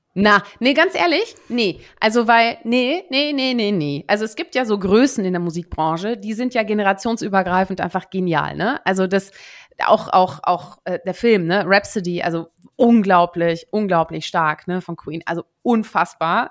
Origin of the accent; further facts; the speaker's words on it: Münsterland, North Rhine-Westphalia, Germany; moved away; also born or lived in Netherlands; ich bin ja geboren in den Niederlanden, so, aber aber ich habe ja eine eine nicht unbeträchtliche Zeit, nämlich zehn Jahre meines Lebens äh, im Münsterland äh, verbracht